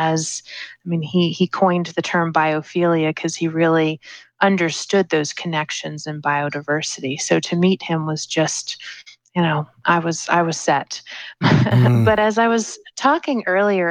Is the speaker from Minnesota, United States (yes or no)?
no; New Jersey, United States; now in Florida, United States; where I grew up in New Jersey in the Mid-Atlantic